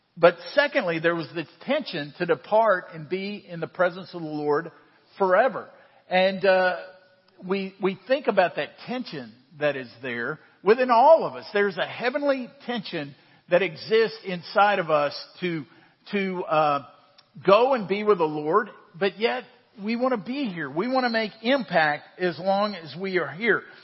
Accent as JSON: {"language": "English", "country": "United States", "tie": "born or raised there", "said": "I am an American. I was born in the United States"}